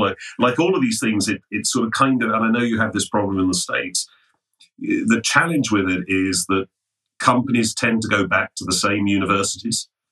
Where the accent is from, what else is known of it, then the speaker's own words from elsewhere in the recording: London, United Kingdom; I'm English, as you can probably hear, born in um, born in London